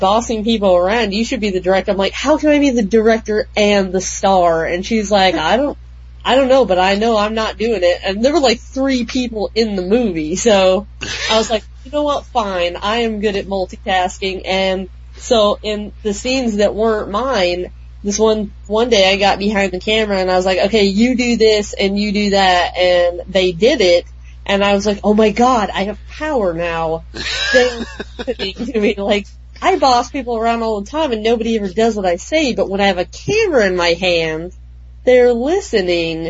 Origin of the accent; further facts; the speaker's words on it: Wyoming, United States; my best friend and I grew up in Wyoming